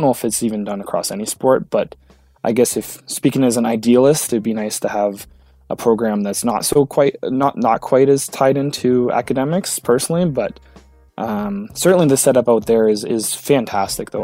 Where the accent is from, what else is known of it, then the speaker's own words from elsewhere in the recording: Sudbury, Ontario, Canada; I'm from Sudbury, it's not that far down the road